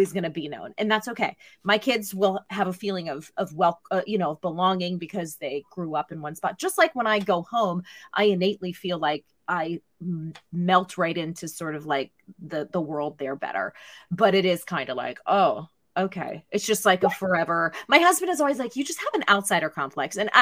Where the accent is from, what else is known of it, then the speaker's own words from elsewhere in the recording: Pittsburgh, Pennsylvania, United States; moved away as an adult; also born or lived in New York; I'm from Pittsburgh